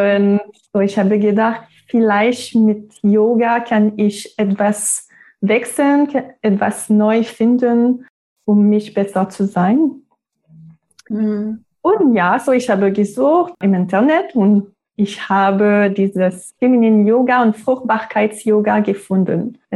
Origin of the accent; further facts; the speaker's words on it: Quebec, Canada; first language French; German is a second language; moved away as an adult; now in Germany; Ich bin 35 Jahre alt. Ich komme aus Kanada, der Provinz Quebec. Meine Muttersprache ist Französisch. Und ich wohne in Deutschland seit zwei Jahren jetzt.